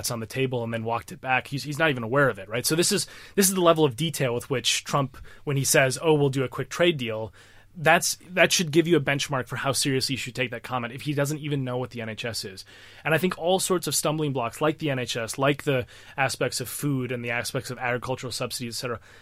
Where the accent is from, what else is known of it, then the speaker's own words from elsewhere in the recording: United States; now in United Kingdom; As an American